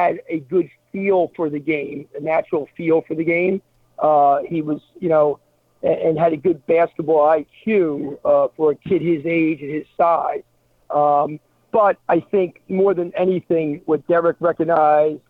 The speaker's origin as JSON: {"language": "English", "region": "New Jersey", "country": "United States", "tie": "born or raised there", "said": "I grew up in New Jersey"}